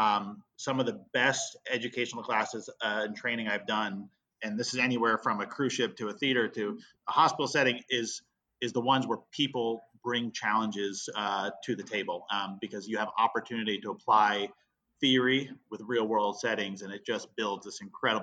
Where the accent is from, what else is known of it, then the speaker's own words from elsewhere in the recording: East Coast, United States; also born or lived in Vermont; You know, I grew up in the East Coast and was born in Vermont and stuff like that. So the term wicked, you know, is used around our house.